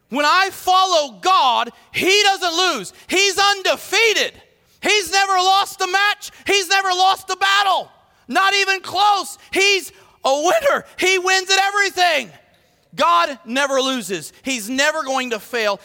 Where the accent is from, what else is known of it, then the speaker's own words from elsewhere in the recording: United States; I'm proud to be an American